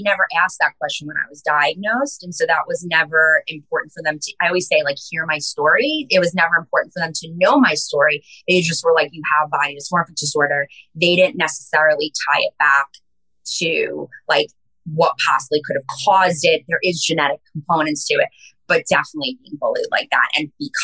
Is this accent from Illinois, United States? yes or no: no; Long Island, New York, United States; growing up on Long Island